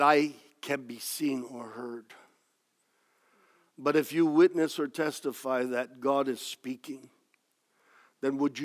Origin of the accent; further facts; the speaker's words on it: United States; I am an American